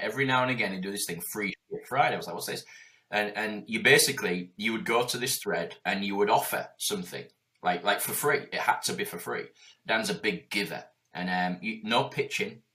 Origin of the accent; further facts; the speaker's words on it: Yorkshire and the Humber, United Kingdom; I'm from Yorkshire.